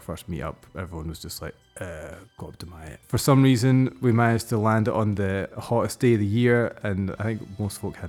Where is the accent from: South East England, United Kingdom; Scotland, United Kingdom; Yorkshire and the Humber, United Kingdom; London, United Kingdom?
Scotland, United Kingdom; Ayr; moved away as an adult; also born or lived in Glasgow / Stirling; where I grew up in Ayr